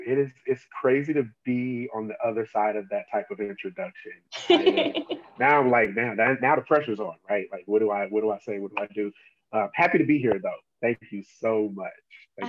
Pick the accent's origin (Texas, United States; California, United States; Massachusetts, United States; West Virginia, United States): California, United States; Oakland; I'm not from the Bay Area, I'm from Oakland.